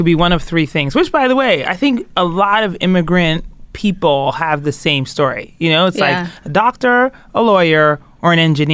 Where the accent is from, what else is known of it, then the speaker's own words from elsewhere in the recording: Colorado Springs, Colorado, United States; I grew up in Colorado Springs, Colorado for most of my childhood.